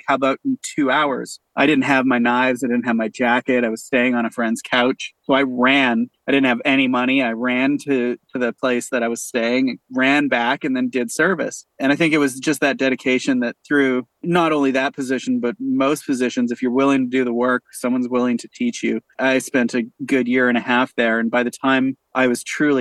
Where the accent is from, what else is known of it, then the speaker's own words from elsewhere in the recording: Canada; also born or lived in Winnipeg / Toronto; as a Canadian